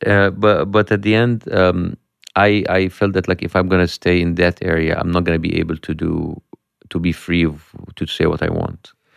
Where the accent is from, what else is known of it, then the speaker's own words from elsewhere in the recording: Egypt; English is a second language; moved away as an adult; from Egypt